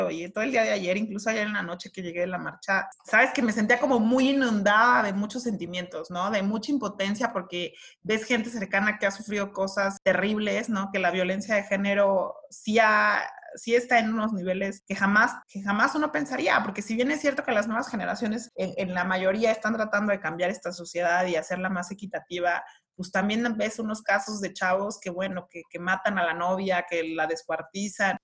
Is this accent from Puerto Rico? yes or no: no; Mexico; nosotros que somos la sociedad mexicana